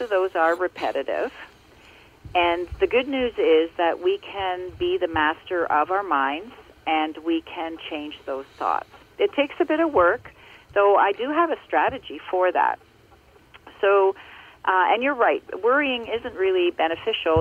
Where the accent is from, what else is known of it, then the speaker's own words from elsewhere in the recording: Ontario, Canada; also born or lived in Muskoka, Ontario; I grew up uh, in Ontario, and I now live in Muskoka, uh, in Ontario